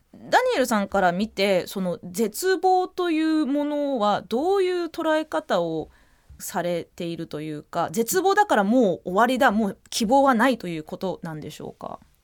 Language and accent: Japanese; New Zealand; moved away; 自分自身あのニュージーランドで育った